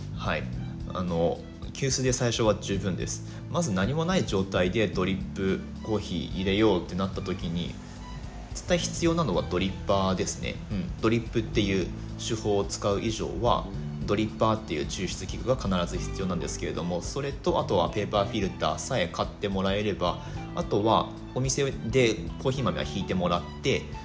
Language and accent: Japanese; Higashimatsushima, Miyagi, Japan; also born or lived in Ishinomaki; 出身地というのがブルーインパルスのお膝元東松島市なんですねはい石巻出身です